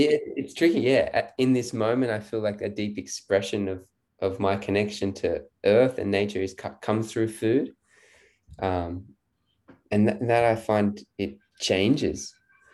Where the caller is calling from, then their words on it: Byron Bay, New South Wales, Australia; I am in Byron Bay in New South Wales, so on the east coast of Australia.